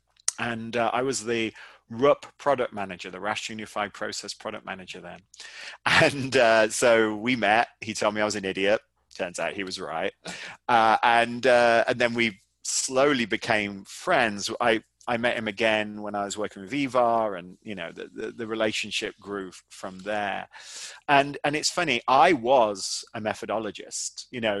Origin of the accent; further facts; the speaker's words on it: United Kingdom; now in United States; I'm obviously British, but I live in America